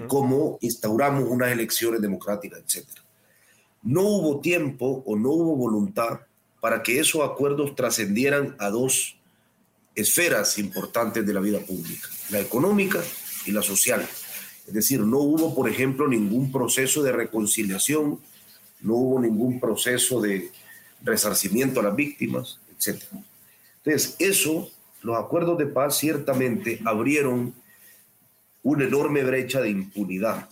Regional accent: El Salvador; yo soy un salvadoreño eh, criado en la posguerra

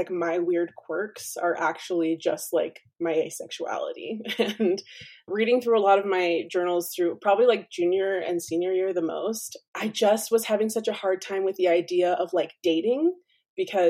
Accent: Orem, Utah, United States; I am a second generation Mexican American, born and raised in Orem, Utah

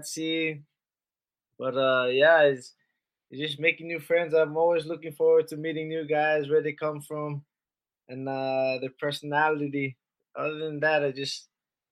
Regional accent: Kahului, Hawaii, United States; I followed my brother around up to the local club, Kahului Warriors

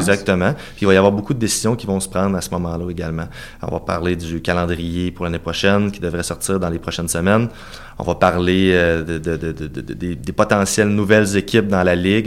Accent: Cap-Saint-Ignace, Quebec, Canada; also born or lived in Saint-Jean-Chrysostome, Lévis; je suis né à Cap-Saint-Ignace, tout près de Montmagny

